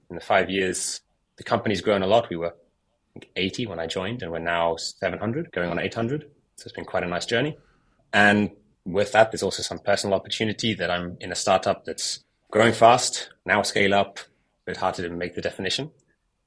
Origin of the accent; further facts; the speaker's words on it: United Kingdom; moved away as an adult; also born or lived in South Africa; now in France; I grew up in the UK